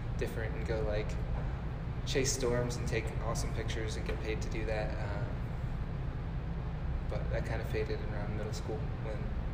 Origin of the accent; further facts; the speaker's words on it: Pomona, California, United States; moved away; also born or lived in Colorado; I grew up in Pomona, which is a small town, 40 minutes from L.A.